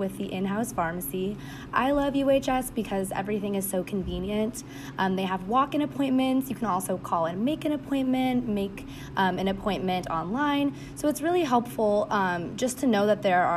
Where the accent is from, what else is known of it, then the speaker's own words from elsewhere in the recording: Torrance, California, United States; moved away; I am originally from Torrance, California